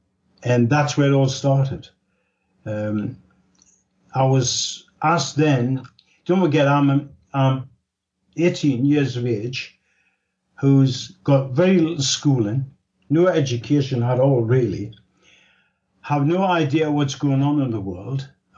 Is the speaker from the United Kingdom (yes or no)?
yes; Newcastle upon Tyne, North East England, United Kingdom; Well, I was born in Newcastle upon Tyne. That's in the northeast of England, right on the borders of Scotland. We're known as Geordies.